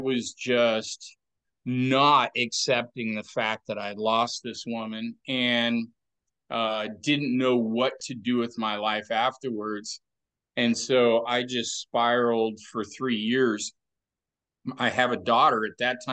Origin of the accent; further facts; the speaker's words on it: Oregon, United States; I grew up here in Oregon